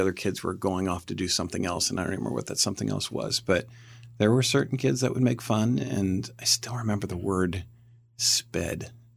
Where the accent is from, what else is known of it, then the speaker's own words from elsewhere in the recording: Camp Hill, Pennsylvania, United States; I grew up near Harrisburg, Pennsylvania, a town called Camp Hill